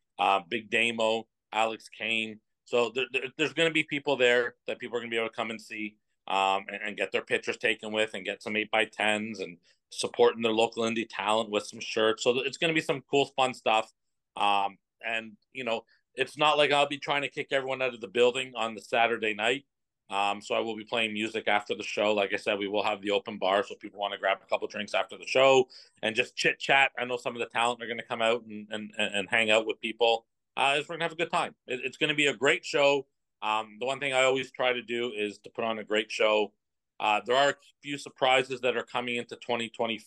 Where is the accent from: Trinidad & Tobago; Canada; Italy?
Canada; Oshawa, Ontario; Oshawa. It's my hometown